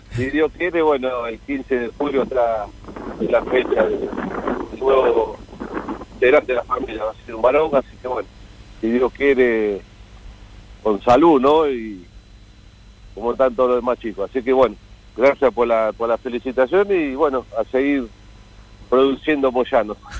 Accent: Mar del Plata, Buenos Aires Province, Argentina; now in Buenos Aires, Argentina; nosotros somos todos de Mar del Plata en el año 87 hemos venido a vivir a Buenos Aires

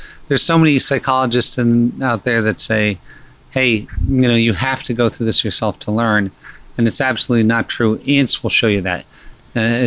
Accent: Pennsylvania, United States; moved away as an adult; also born or lived in Scranton, Pennsylvania / Malibu, California; I was born in Pennsylvania in a pretty non-normal environment that was kind of violent. Mm-hmm. And I had early childhood challenges with school

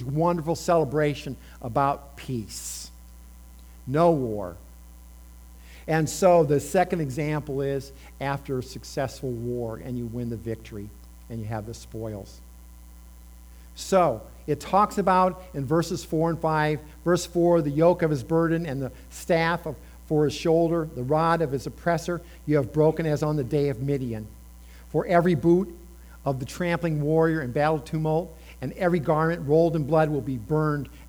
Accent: Indiana, United States; moved away; I grew up in Indiana. We had corns and soybean.

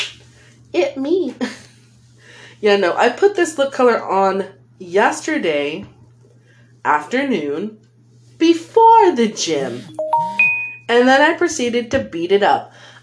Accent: California, United States; That's just my accent, man. I'm a California girl.

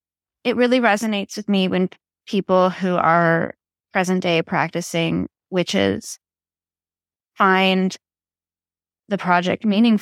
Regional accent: Texas, United States; And I'm from Texas.

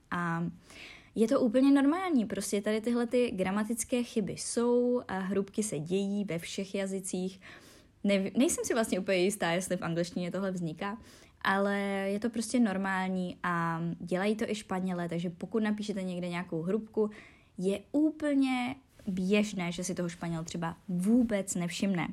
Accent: Czechia; first language Czech; my Češi, když mluvíme naším rodným jazykem

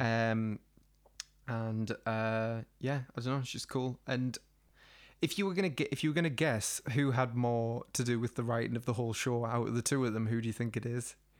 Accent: the Northeast, North East England, United Kingdom; we're from the Northeast and we have, like, an extreme personality type

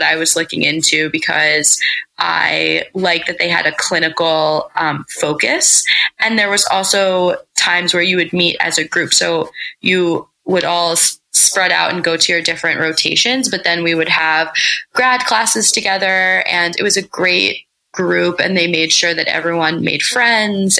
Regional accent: Pennsylvania, United States; moved away as an adult; also born or lived in Massachusetts / Delaware; I'm actually from Pennsylvania.

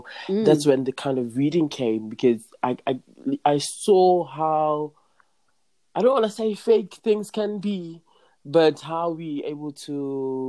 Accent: the Vaal, Gauteng, South Africa; I'm like from the Vaal. It's like the lower part, like the south part of Gauteng

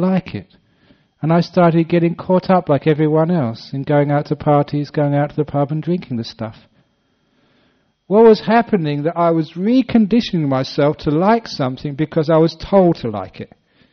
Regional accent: London, United Kingdom; moved away; my old places where I grew up in West London

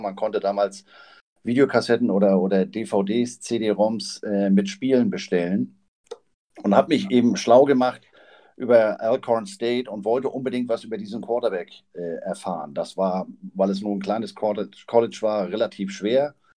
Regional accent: Flensburg, Schleswig-Holstein, Germany; now in Hamburg, Germany; gebürtiger Flensburger, lebe in Hamburg

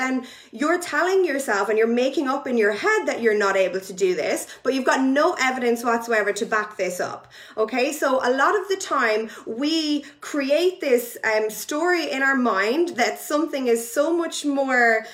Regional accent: Ireland; now in United Kingdom; I am Irish, but I live in the UK

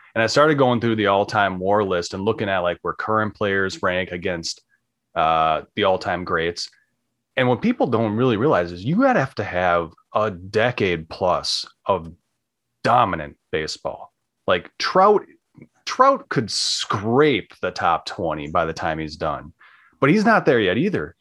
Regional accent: Minnesota, United States; I'm from Minnesota

